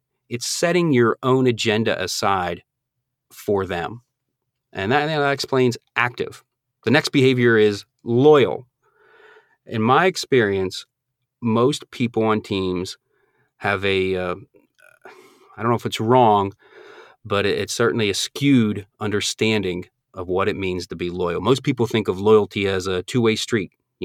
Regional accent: Northeast, United States; Now, I'm originally from the Northeast, so when I moved down here, I thought alligators were, I thought they were like rattlesnakes.

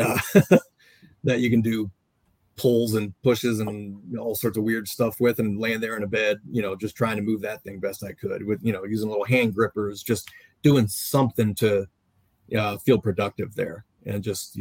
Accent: Maryland, United States; I'm from Maryland

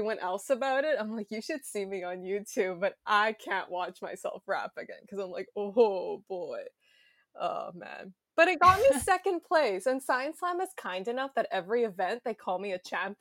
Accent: Montreal, Quebec, Canada; now in Vancouver, Canada; I am based here in Vancouver, but I am originally from Montreal, so I'm originally from the East

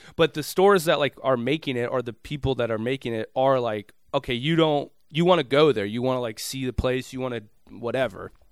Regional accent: Minneapolis, Minnesota, United States; moved away; I, I'm from Minneapolis proper. You've been to my hometown

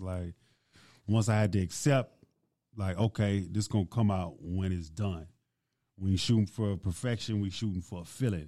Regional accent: Baton Rouge, Louisiana, United States; growing up in Baton Rouge, first off, like, I'm Nigerian. So my parents come from Nigeria

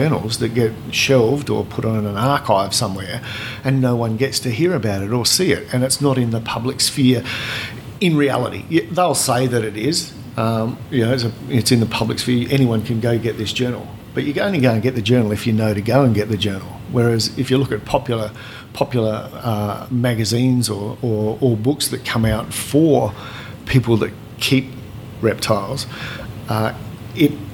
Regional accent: South Australia, Australia; I grew up in South Australia

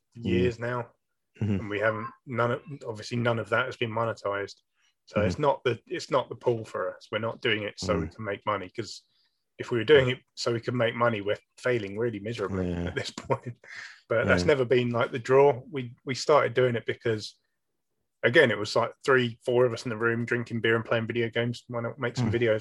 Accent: United Kingdom; we're British

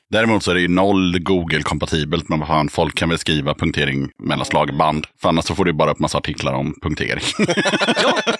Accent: Eskilstuna, Södermanland, Sweden; Jag är född i Eskilstuna

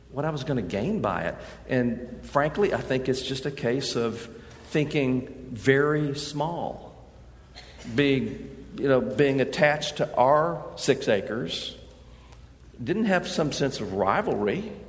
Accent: England, United Kingdom; I mean, I, we're English. We're old England.

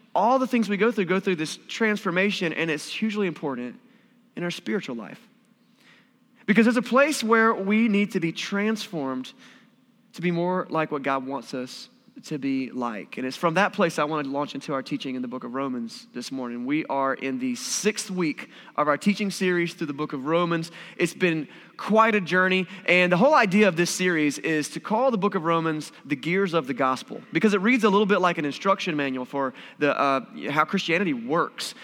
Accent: Wilson, North Carolina, United States; moved away; in my hometown, I'm from Wilson, North Carolina, kind of a small town.

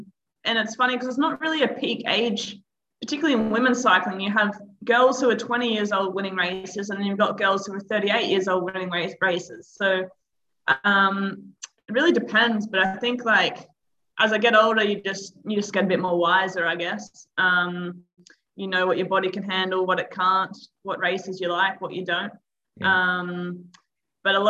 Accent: Perth, Western Australia, Australia; moved away as an adult; now in Girona, Spain; I'm from Perth, Western Australia.

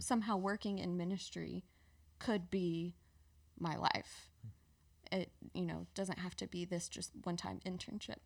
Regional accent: Petal, Mississippi, United States; moved away as an adult; now in Birmingham, United States; I grew up in South Mississippi

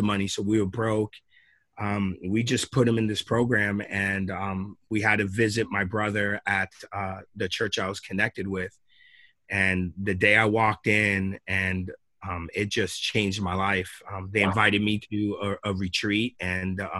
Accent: Long Island, New York, United States; moved away as an adult; now in Springfield, United States; I grew up in Long Island, New York

